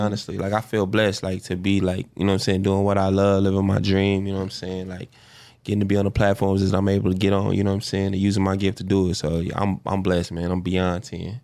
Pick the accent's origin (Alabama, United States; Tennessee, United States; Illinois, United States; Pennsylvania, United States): Illinois, United States; Chicago; South Side, yeah, I grew up on the nine